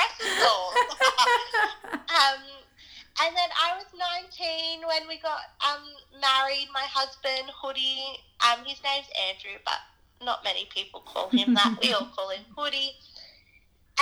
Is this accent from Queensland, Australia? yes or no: no; Sydney, New South Wales, Australia; I grew up in Sydney, New South Wales